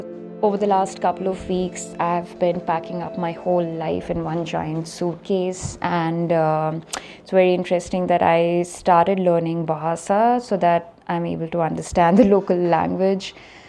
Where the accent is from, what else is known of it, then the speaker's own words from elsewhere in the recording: India; moved away as an adult; I was born in India and I've grown up in this country.